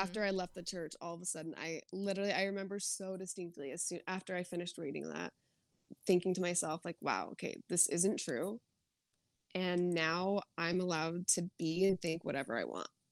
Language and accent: English; Arizona, United States; moved away as an adult; also born or lived in Utah; I grew up in Arizona